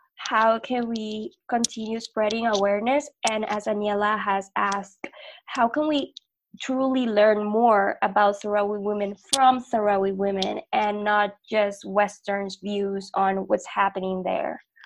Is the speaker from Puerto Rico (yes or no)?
yes; Puerto Rico; now in Mexico; living in Mexico, I'm from Puerto Rico, and living here in Mexico